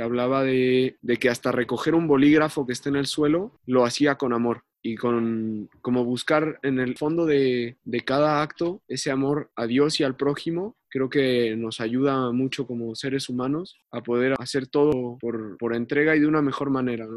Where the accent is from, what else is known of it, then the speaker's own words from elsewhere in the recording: Mexico City, Mexico; also born or lived in San Luis Potosí; now in Santiago, Chile; yo soy mexicano, soy de, la Ciudad de México y hace bastantes años me mudé a San Luis